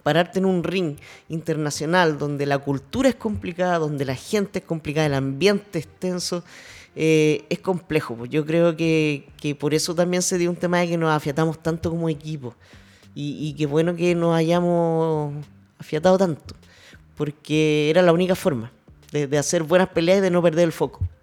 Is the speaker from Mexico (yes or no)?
no; Chile; no somos muchas las chilenas que peleamos acá